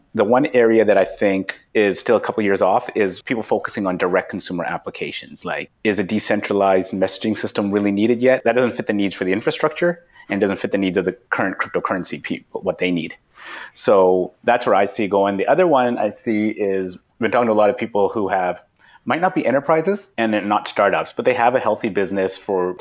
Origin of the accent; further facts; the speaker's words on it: Vancouver, British Columbia, Canada; we're all from Vancouver, and so we all know Slack